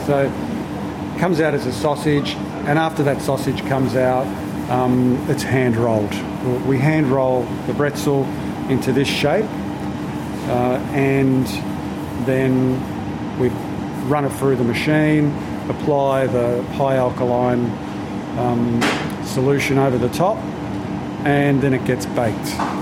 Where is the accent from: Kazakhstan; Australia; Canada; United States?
Australia; Melbourne, Victoria; I was born here in Australia, but my parents were Italian